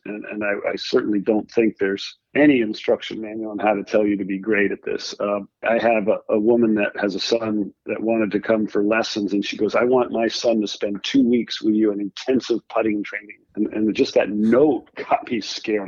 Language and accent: English; Rhode Island, United States; I grew up in Rhode Island where I am now